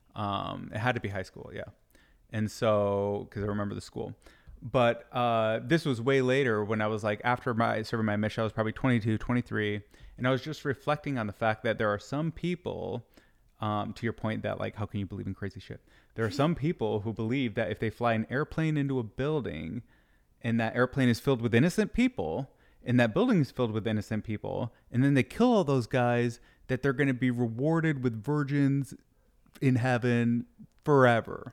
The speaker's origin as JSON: {"language": "English", "region": "Michigan", "country": "United States", "tie": "born or raised there", "also_born_or_lived": "Utah", "moved": "yes", "said": "I grew up in Michigan"}